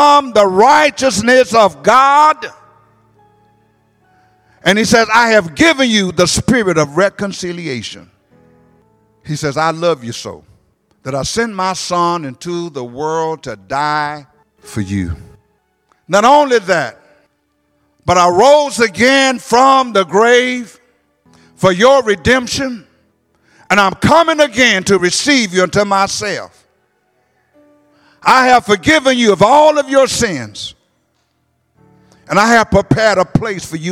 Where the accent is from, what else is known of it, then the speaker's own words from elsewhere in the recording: Detroit, Michigan, United States; I'm from Detroit